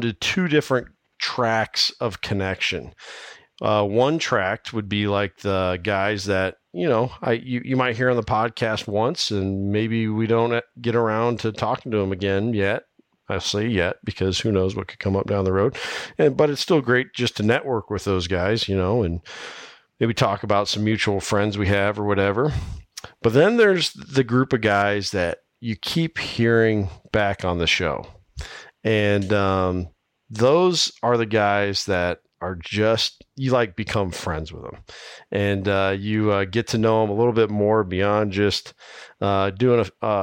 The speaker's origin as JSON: {"language": "English", "region": "Iowa", "country": "United States", "tie": "born or raised there", "said": "from right here in my home state of Iowa"}